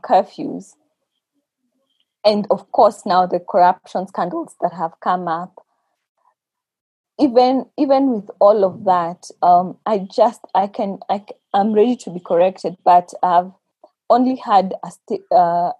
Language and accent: English; Kenya; we as the Kenyan church